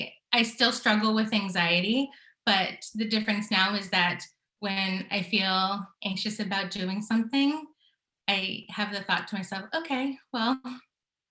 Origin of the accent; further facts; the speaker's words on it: California, United States; moved away as an adult; also born or lived in New York City; now in Connecticut, United States; I'm from California originally